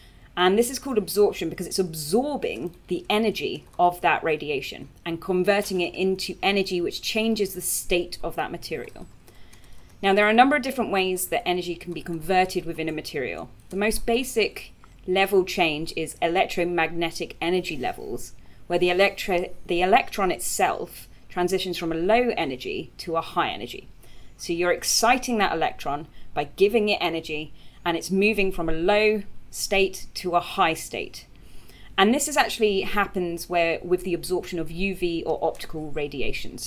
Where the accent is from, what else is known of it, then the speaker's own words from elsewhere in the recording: United Kingdom; we're all British